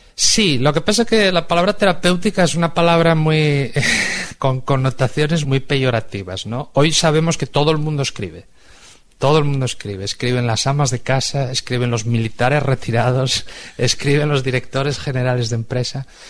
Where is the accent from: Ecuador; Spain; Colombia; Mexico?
Spain; soy un escritor español